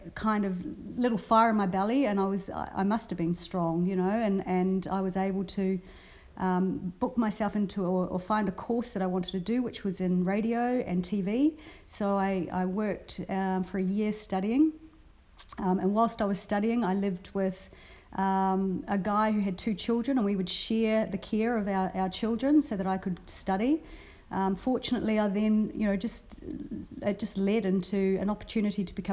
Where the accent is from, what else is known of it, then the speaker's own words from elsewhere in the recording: New Zealand; also born or lived in Brisbane, Australia; now in Australia; I've mostly worked a lot with radio stations in New Zealand because I grew up in New Zealand